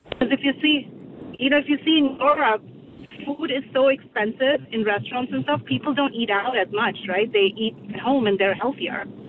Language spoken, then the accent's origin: English; India; now in Bridgewater, United States; I'm from India.